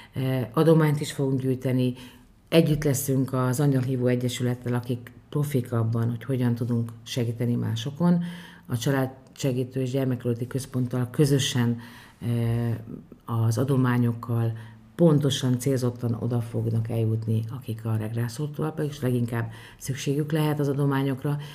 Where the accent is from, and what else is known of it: Bonyhád, Tolna, Hungary